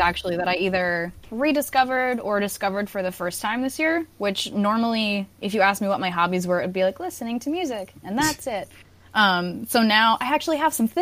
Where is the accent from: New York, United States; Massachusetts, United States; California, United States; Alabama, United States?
New York, United States; Massapequa; I'm from Long Island, and I'm from a town called Massapequa, and that was, like, the place for John Gotti